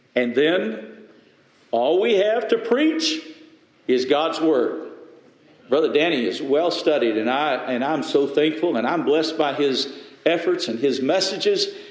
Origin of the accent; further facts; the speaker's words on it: West Texas, United States; I'm from West Texas